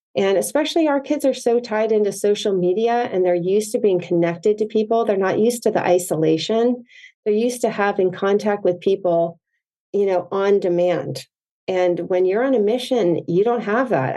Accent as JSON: {"language": "English", "town": "Potomac", "region": "Maryland", "country": "United States", "tie": "born or raised there", "also_born_or_lived": "Provo, Utah", "moved": "yes", "lives_now": "San Clemente, United States", "said": "I grew up in Potomac, Maryland"}